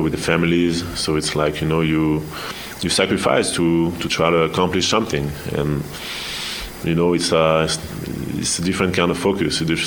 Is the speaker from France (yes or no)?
yes; France; now in United States; growing up in Europe